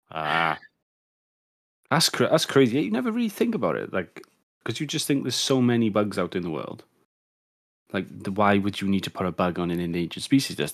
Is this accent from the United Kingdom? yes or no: yes; United Kingdom; as a Brit